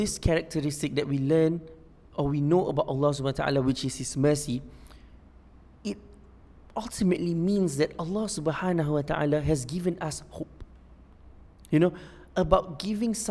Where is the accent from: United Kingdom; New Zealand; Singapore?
Singapore; I'm from Singapore